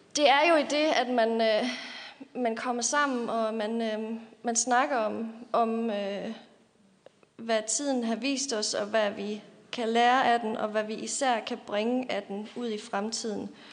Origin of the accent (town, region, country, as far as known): Løgumkloster, Southern Denmark, Denmark; born or raised there; moved away as an adult; also born or lived in Sønderborg / Silkeborg; now in Copenhagen, Denmark